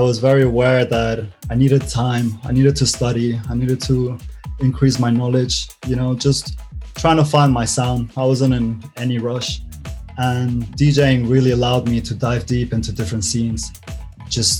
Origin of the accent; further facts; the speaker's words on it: Mallorca, Balearic Islands, Spain; now in London, United Kingdom; I'm from Mallorca and there's not much of a scene there